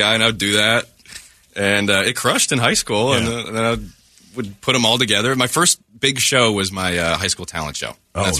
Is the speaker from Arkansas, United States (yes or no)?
no; Chicago, Illinois, United States; moved away as an adult; also born or lived in Los Angeles; I'm from Chicago.